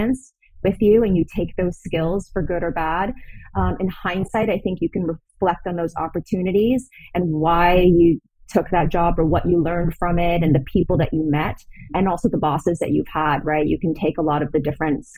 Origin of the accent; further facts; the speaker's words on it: Toronto, Ontario, Canada; moved away as an adult; also born or lived in Los Angeles, United States; I'm originally from Toronto, from Canada. And I moved down to LA right after I graduated